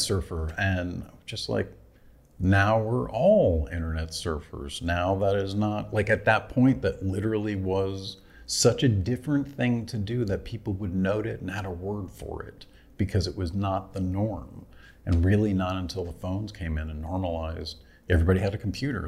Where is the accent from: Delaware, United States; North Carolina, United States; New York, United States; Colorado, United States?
New York, United States; Poughkeepsie; also born or lived in Boston, Massachusetts; now in Los Angeles, United States; I'm originally from Poughkeepsie, New Yorkish area, and then I lived in Boston for 13 years